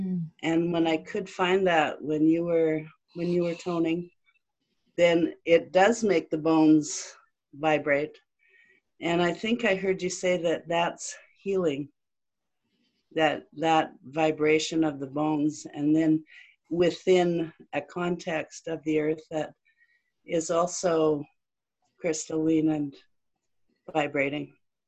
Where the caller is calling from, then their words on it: Southeast British Columbia, Canada; I'm calling from Southeast BC in Canada.